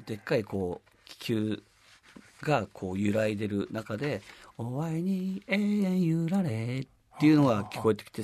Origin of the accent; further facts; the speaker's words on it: Hakodate, Hokkaido, Japan; その生まれ育った函館で歌ってるっていう